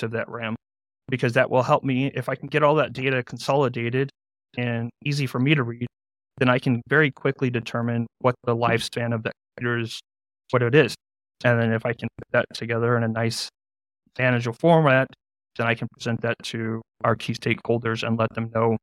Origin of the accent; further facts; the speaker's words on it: San Antonio, Texas, United States; I'm from San Antonio, Texas